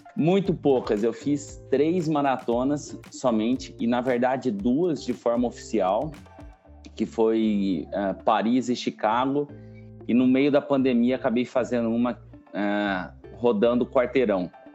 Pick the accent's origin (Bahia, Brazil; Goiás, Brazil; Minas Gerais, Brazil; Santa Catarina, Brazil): Goiás, Brazil; Mineiros; also born or lived in Goiânia; now in São Paulo, Brazil; eu sou do interior de Goiás, sou de uma cidade chamada Mineiros e vivo em São Paulo tem cinco anos já